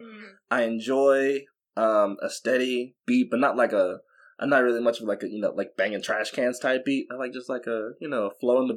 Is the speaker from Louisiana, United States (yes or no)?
yes; Baton Rouge, Louisiana, United States; I'm from Baton Rouge, not New Orleans, but still, you know, it's like South Louisiana